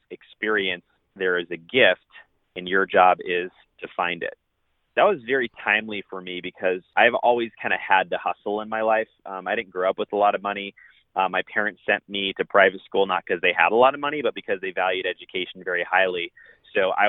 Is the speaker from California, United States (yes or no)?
yes; San Diego, California, United States; moved away as an adult; also born or lived in Spokane, Washington; now in Dallas, United States; I am originally from San Diego, California, and that's where I was born and raised until I was 18